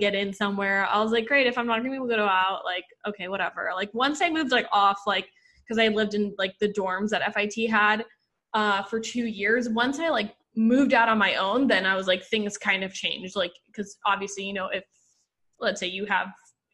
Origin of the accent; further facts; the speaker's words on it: Puerto Rico; moved away as an adult; now in New York City, United States; I grew up in Puerto Rico